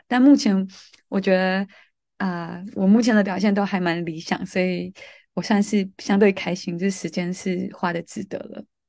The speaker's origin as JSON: {"language": "Chinese", "country": "Malaysia", "also_born_or_lived": "Taiwan", "moved": "as an adult", "lives_now": "London, United Kingdom", "said": "我是来自马来西亚的"}